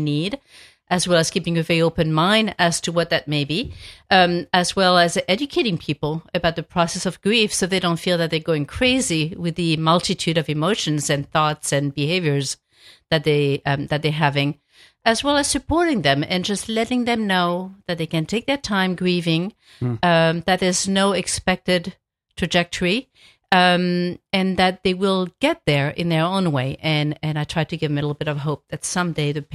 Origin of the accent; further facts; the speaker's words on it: France; moved away; I grew up in a small town in France where people held wakes in their home